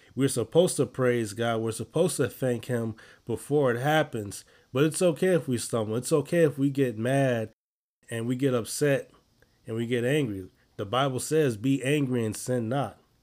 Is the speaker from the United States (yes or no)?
yes; Chicago, Illinois, United States; I'm from Chicago